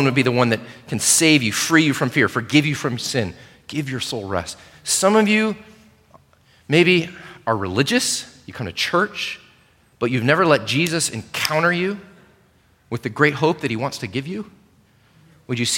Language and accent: English; United States; as American Christians